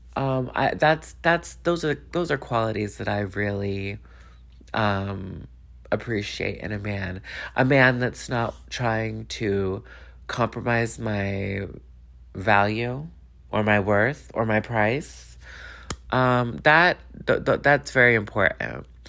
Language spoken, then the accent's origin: English; Los Angeles, California, United States; I'm from Los Angeles